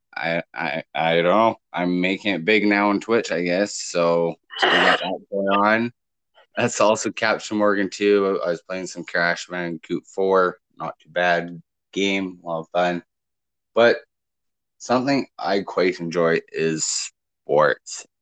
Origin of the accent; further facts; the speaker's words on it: Canada; me being Canadian